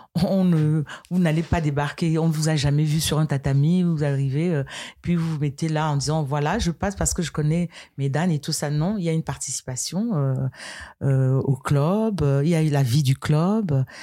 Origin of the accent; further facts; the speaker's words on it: Tchamp, west Cameroon, Cameroon; Tchamp, c'est ma ville natale. D'accord. Voilà. Euh, c'est à l'ouest du Cameroun